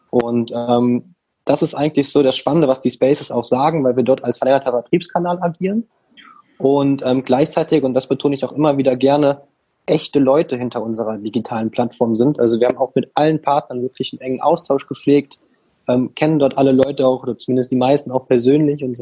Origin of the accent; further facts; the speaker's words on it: Rhineland, Germany; Also wir kommen hier aus dem Rheinland